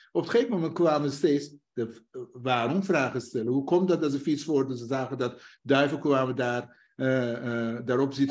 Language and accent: Dutch; northern Iran, Iran; Dutch is a second language; now in Netherlands; ik kom zelf uit het platteland. Een dorp heeft een ordus en een structuur. Je hebt een hoofdstam en je hebt vrouwelijke. Eh, ik kom uit Noord-Iran